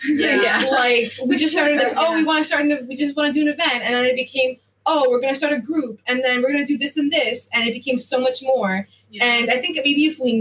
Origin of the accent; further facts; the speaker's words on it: Putnam Valley / Mahopac area, New York, United States; also born or lived in Bronx; I moved up here when I was little too